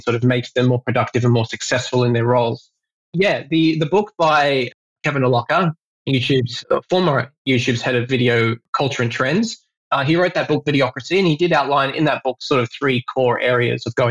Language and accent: English; Australia; now in Singapore; I am Australian myself